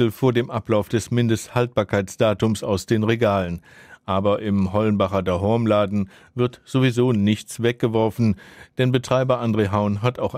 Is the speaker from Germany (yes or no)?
yes; Markelsheim, Baden-Württemberg, Germany; Ich komme aus Magelsheim, nahe Bad Mergentheim.